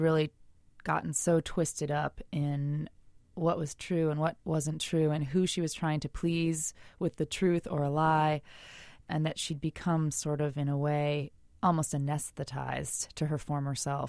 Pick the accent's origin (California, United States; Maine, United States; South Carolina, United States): Maine, United States; Portland; I grew up in Portland, Maine, which is a couple of hours north of Salem, Massachusetts.